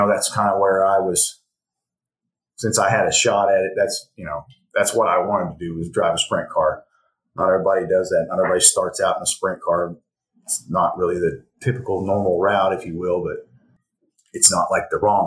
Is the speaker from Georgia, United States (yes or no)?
no; Elgin, Oklahoma, United States; I grew up here in Elgin and played sports and everything here in Elgin